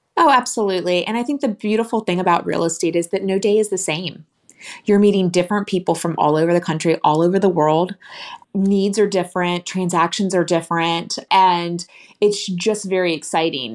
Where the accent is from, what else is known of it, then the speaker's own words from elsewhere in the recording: Philadelphia, Pennsylvania, United States; now in Nashville, United States; When I was growing up in Philadelphia, we stayed in our house for ten, fifteen, twenty years